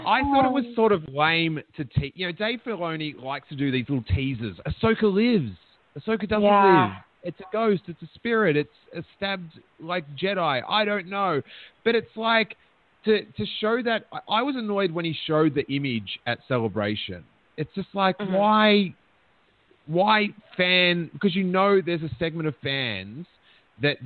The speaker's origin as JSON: {"language": "English", "town": "Melbourne", "region": "Victoria", "country": "Australia", "tie": "born or raised there", "also_born_or_lived": "America", "moved": "yes", "lives_now": "United States", "said": "growing up in Melbourne, like, in the skateboarding scene"}